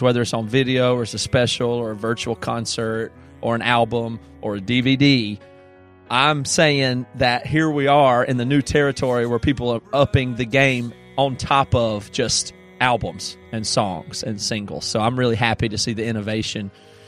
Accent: the South, United States; from where we grew up in the South, a lot of those were always blurred together.

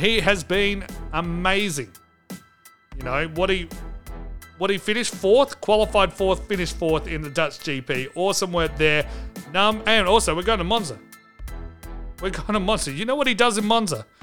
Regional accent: Australia; As an Australian

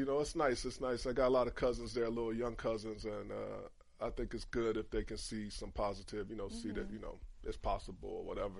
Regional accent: Cleveland, Ohio, United States; moved away; also born or lived in Michigan; Cleveland is pretty segregated on the west side. I didn't even know the west side existed when I was growing up.

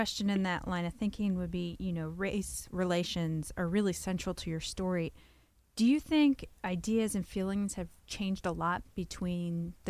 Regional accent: New York, United States; as someone born and bred in New York

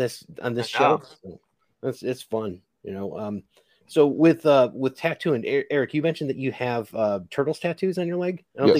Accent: Connecticut, United States; moved away; I'm originally from Connecticut.

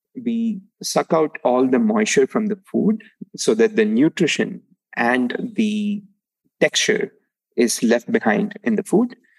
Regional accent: Palani, Tamil Nadu, India; moved away; I grew up in uh, a small town called Palani in uh, Tamil Nadu, which is south of India

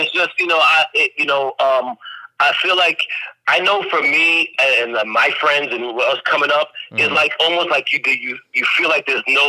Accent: New York City, New York, United States; also born or lived in London; although I was born in London, I grew up in Brooklyn.

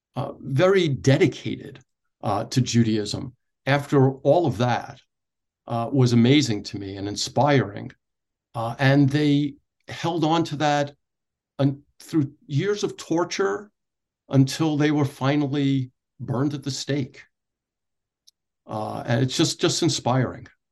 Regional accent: Oceanside, New York, United States; moved away as an adult; also born or lived in Brooklyn, New York; now in Wichita, United States; I was born in Brooklyn, New York, in Bensonhurst. And as a child, we moved out to Oceanside in Nassau County on Long Island, uh, where I grew up

